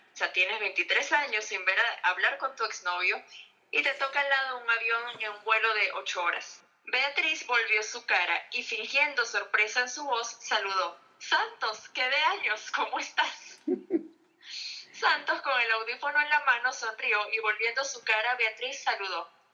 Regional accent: Caracas, Capital District, Venezuela; moved away as an adult; also born or lived in Maracaibo; now in Miami, United States; soy venezolana y pues, ciudad de Maracaibo, pero criada en Caracas

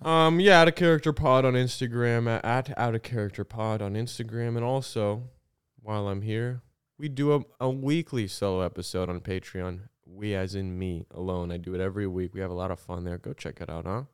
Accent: Illinois, United States; I'm from Illinois

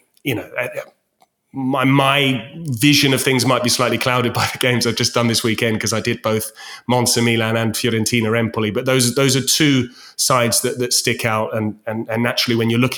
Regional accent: Winchester, South East England, United Kingdom; my hometown of Winchester

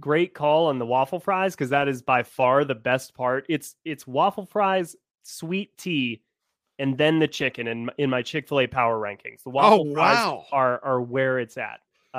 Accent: Atlanta, Georgia, United States; Atlanta. Yeah.

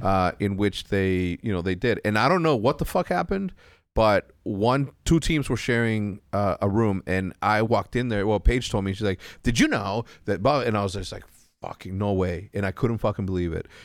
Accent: Mexico; moved away; also born or lived in El Paso, Texas; coming from Mexico and living in Mexico

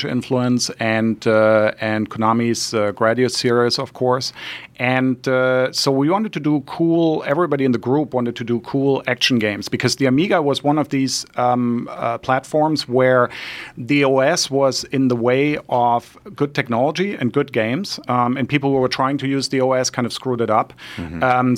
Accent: Hanover, Lower Saxony, Germany; moved away; also born or lived in Munich / Cologne; I was born in Munich, and my parents dragged me to Hanover

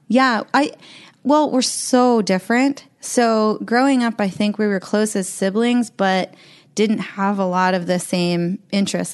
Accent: Columbia Falls, Montana, United States; also born or lived in Medford, Oregon; I was raised in Glacier

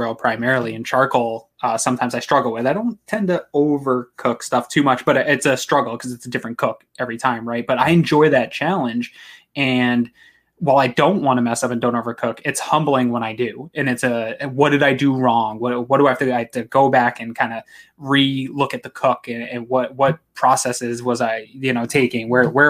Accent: New England, United States; now in Maine, United States; I'm from New England originally, as a lot of fans that listen know. Moved to Maine, which is kind of deep New England territory, in 1999.

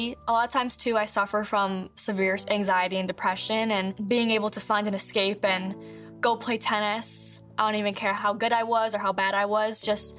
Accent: Oxford, Michigan, United States; I'm a survivor of the Oxford High School shooting. I grew up in Oxford, Michigan

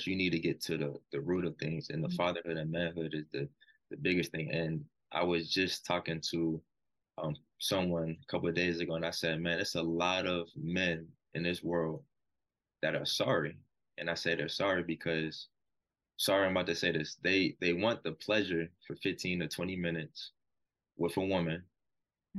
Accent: Stoneville, United States; moved away; If I'm from Stoneville, I walk the same halls in Hardin Middle School, Stoneville Big Red

